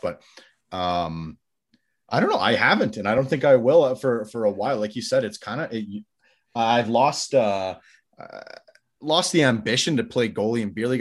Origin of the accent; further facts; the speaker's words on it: Calgary, Alberta, Canada; I'm Canadian, grew up in Calgary